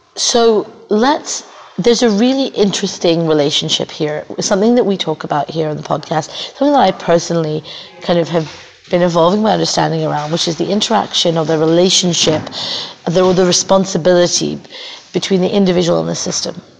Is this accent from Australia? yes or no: yes; Australia; now in New Zealand; I'm Australian, but I live in New Zealand.